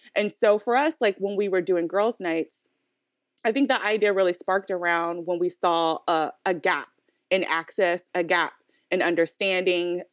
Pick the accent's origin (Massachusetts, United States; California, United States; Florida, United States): California, United States; Oakland; we're both from Oakland, California